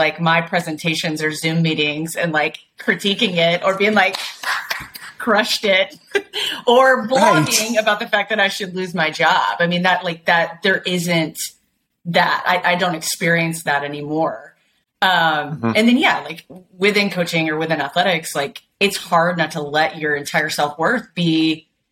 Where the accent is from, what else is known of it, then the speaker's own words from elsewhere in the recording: Nashville, Tennessee, United States; moved away as an adult; also born or lived in St. Louis / Cincinnati / Charlotte / Oklahoma; I grew up in Nashville